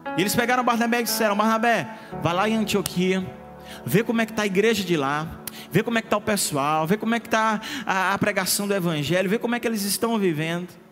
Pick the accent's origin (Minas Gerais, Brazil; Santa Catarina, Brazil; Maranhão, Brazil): Maranhão, Brazil; Imperatriz; moved away as an adult; also born or lived in Mozambique; saí de Imperatriz do Maranhão